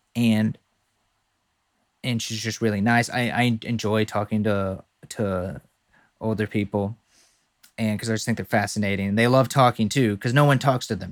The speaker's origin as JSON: {"language": "English", "region": "the South", "country": "United States", "said": "we're both from the South"}